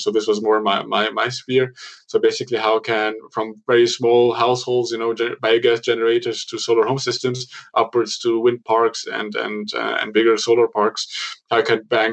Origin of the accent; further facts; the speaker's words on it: Cairo, Cairo Governorate, Egypt; moved away as an adult; now in Munich, Germany; I was born in Cairo to a sort of a mixed family, German-Egyptian family, where I also went to school, to a German school